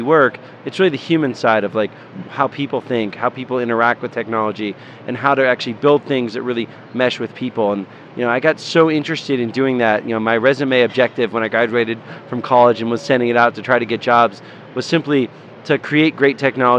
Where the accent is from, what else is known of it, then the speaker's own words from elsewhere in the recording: Tacoma, Washington, United States; I grew up in Tacoma, which is near Seattle.